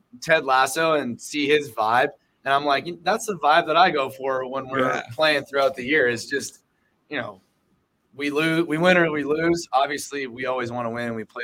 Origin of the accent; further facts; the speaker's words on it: San Diego, California, United States; now in Phoenix, United States; I grew up in San Diego, and so I was a beach bum